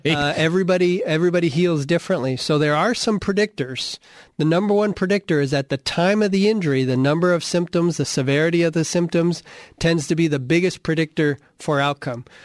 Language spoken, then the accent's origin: English; Arizona, United States; I grew up in Arizona playing football